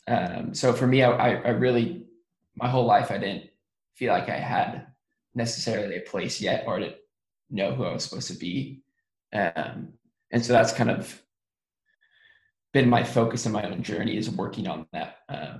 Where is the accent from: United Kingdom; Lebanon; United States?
United States; Sonoma County, Northern California; now in Los Angeles, United States; I live in Los Angeles now, but I was born and raised in Sonoma County, which is an hour north of San Francisco, in Northern California